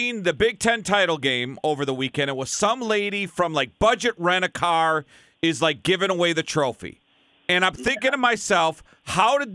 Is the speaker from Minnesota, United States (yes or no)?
yes; South St. Paul, Minnesota, United States; I grew up in South St. Paul, and we were a big hockey school